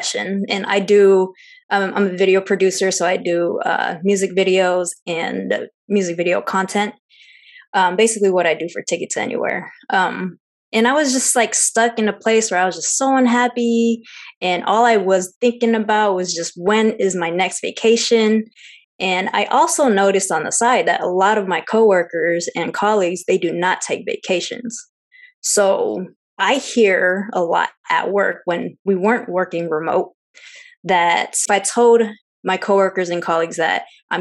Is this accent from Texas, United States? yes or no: no; Seattle, Washington, United States; I'm full Chinese, but I'm Chinese American, born and raised in Seattle.